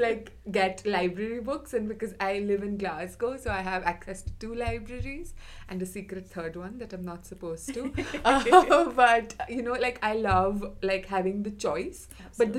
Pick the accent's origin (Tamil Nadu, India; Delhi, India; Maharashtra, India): Maharashtra, India; Mumbai; moved away; I'm from Mumbai.